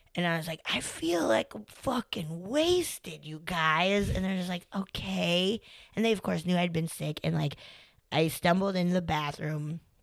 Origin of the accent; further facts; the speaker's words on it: Colorado, United States; I'm from Colorado.